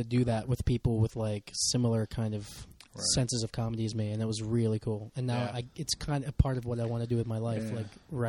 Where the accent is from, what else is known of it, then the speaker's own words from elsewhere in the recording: Lancaster, United States; but I'm from Lancaster.